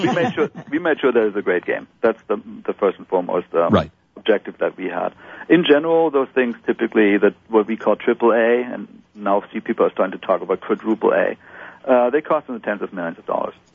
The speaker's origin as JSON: {"language": "English", "country": "Germany", "moved": "yes", "lives_now": "United States", "said": "I'm I'm originally from Germany"}